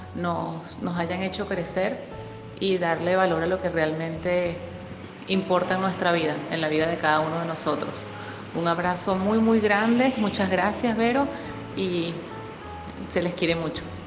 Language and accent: Spanish; Venezuela; now in Buenos Aires, Argentina; soy venezolana, estoy saludándolos desde Buenos Aires